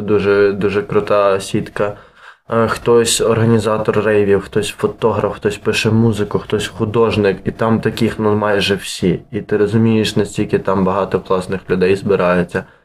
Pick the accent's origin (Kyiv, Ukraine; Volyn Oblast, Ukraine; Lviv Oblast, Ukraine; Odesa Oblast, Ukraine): Lviv Oblast, Ukraine; Lviv; born or raised there